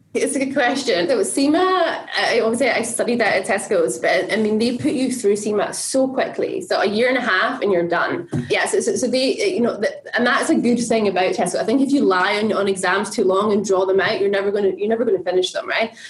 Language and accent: English; Scotland, United Kingdom; I'm Scottish, right? So it's in my blood.